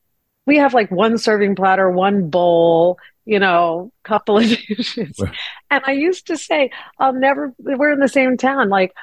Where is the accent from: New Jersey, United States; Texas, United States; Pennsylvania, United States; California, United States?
New Jersey, United States; moved away as an adult; also born or lived in Nashville; I grew up in New Jersey.